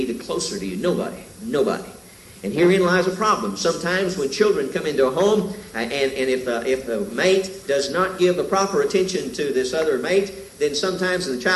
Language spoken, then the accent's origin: English; the South, United States; moved away; I came from the South